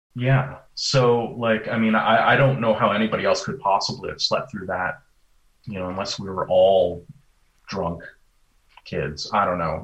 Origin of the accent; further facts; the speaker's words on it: Vermont, United States; moved away; I grew up in Vermont